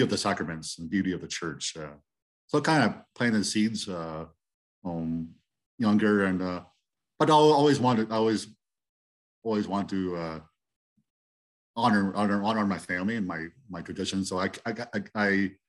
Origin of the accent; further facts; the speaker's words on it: Dutton, Ontario, Canada; moved away as an adult; also born or lived in St. Thomas, Ontario / Iona Station, Ontario; I was born and raised here in this area. First in Iona Station, and then into Dutton area.